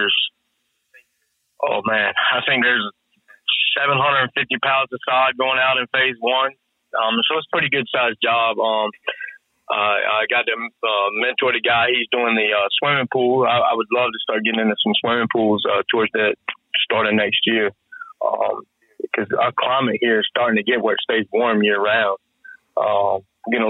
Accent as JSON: {"language": "English", "town": "Rocky Mount", "region": "North Carolina", "country": "United States", "tie": "born or raised there", "said": "I was working at a little nursery in the town I was raised in Rocky Mount"}